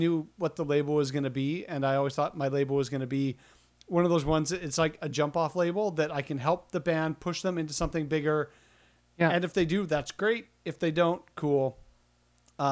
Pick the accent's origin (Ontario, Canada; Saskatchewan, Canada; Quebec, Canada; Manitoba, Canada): Manitoba, Canada; Winnipeg; I'm from Winnipeg, and we're like right square in the middle of Canada